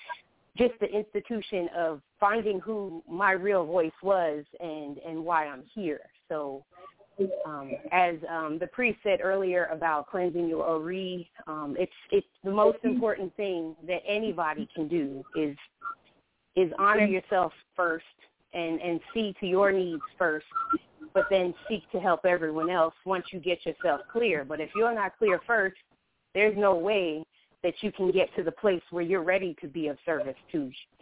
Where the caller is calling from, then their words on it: Atlanta, Georgia, United States; I'm calling from Atlanta, Georgia.